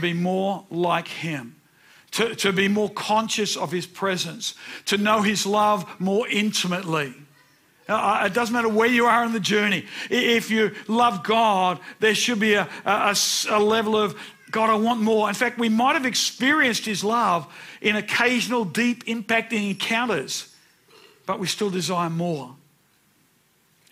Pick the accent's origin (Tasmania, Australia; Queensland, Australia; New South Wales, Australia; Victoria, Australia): Queensland, Australia; Brisbane; I remember when I was about 9. I was walking home from Nunda State School